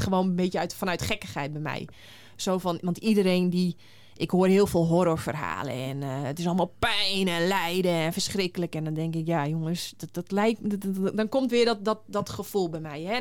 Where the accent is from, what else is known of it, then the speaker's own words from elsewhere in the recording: Friesland, Netherlands; ik ben in Friesland geboren